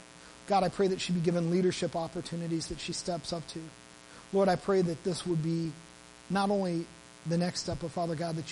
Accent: Midwest, United States; moved away; I'm from the Midwest and we do everything over food there

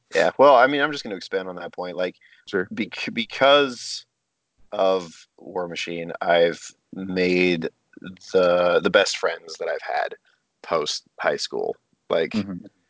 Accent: Canada; I am Canadian

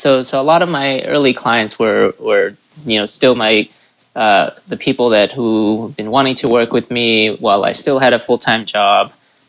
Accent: Chicago, Illinois, United States; so I'm from Chicago. My wife and I had lived there for a long time, about 15 years, over 15 years.

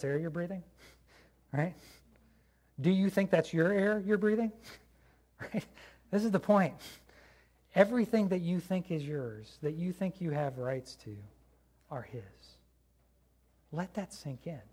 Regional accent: United States; I'm an American

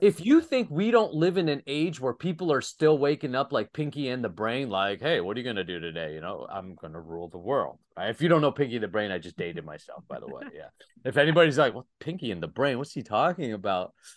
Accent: Saint John, New Brunswick, Canada; my hometown in St. John, New Brunswick, Canada

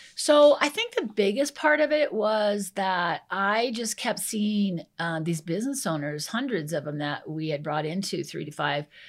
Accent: Iowa, United States; moved away as an adult; now in Colorado, United States; I'm originally from Iowa

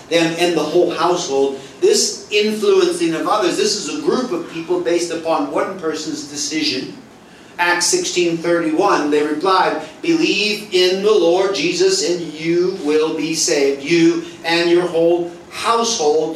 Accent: United States; moved away as an adult; now in Singapore; I am obviously American

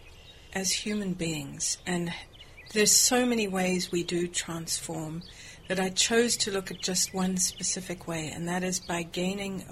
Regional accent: South Africa; moved away as an adult; I'm from South Africa

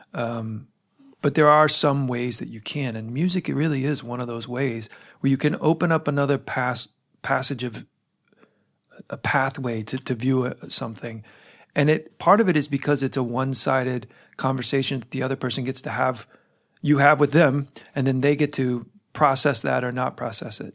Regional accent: United States; I'm an American who travels abroad fairly, fairly frequently

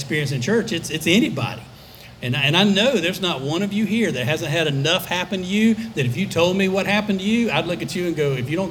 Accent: Alabama, United States; I grew up in Alabama

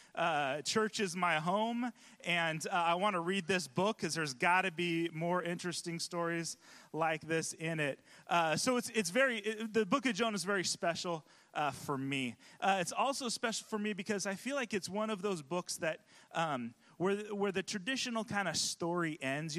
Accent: California, United States; now in Pacific Northwest, United States; I'm from California

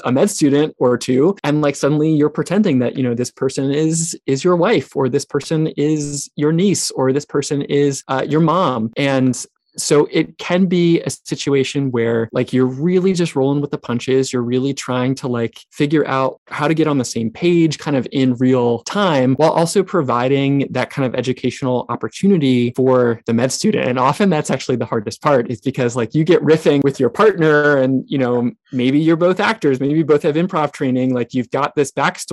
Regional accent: North Carolina, United States; also born or lived in California; I was born in California, although I lived most of my childhood in North Carolina, but kind of did some going back and forth

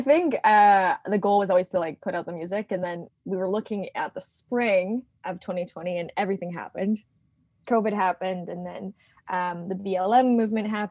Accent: Canada; I'm from Canada

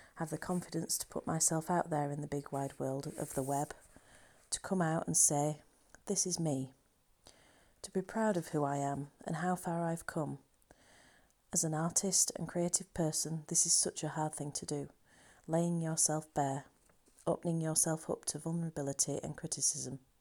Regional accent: Halifax, Yorkshire and the Humber, United Kingdom; my hometown of Halifax

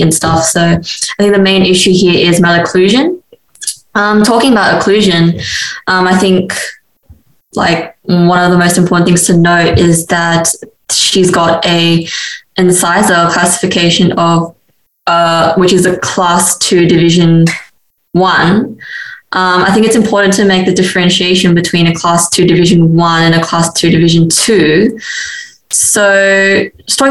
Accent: Sydney, New South Wales, Australia; now in Adelaide, Australia; I'm a BDS3 student this year and from Sydney.

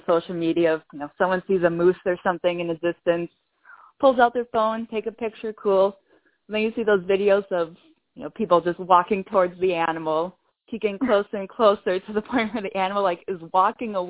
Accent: Wisconsin, United States; moved away as an adult; now in New Hampshire, United States; I grew up in Wisconsin and hiked a lot there

